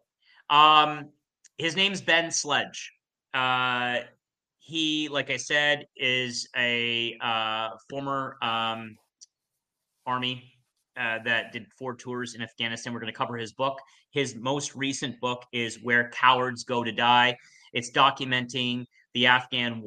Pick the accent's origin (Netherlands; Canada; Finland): Canada; We're Canadian